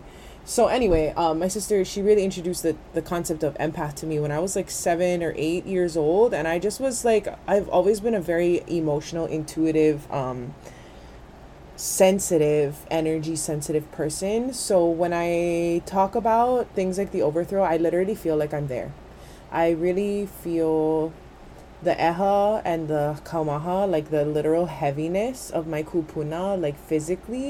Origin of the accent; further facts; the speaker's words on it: Kanaka, Hawaii, United States; we as Kanaka